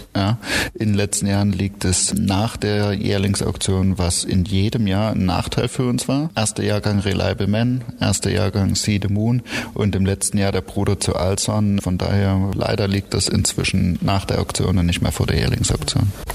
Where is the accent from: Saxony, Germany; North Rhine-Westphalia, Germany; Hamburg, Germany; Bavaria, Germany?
Saxony, Germany; Oschatz; also born or lived in Ireland; now in Baden-Baden, Germany; Ich bin in Oschatz geboren